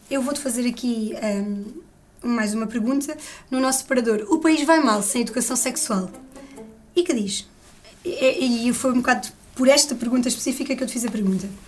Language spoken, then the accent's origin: Portuguese; Algarve, Portugal; Eu sou do Algarve.